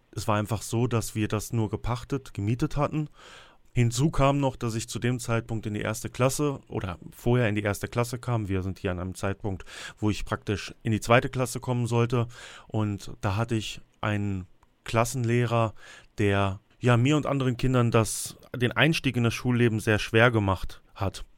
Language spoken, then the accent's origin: German; Sauerland, North Rhine-Westphalia, Germany; hier bei uns im Sauerland